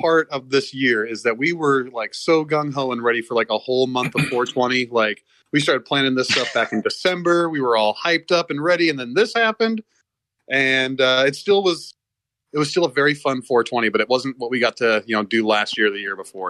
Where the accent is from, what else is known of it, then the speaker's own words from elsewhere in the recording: Key Peninsula, Washington, United States; now in Tacoma, United States; I grew up out in the Key Peninsula, you know, so there's nothing around here.